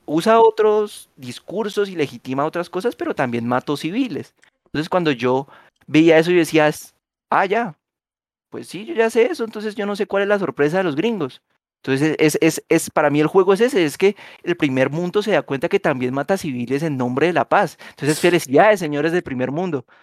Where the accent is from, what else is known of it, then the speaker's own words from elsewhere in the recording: Colombia; usted y yo somos colombianos y nacimos en los 90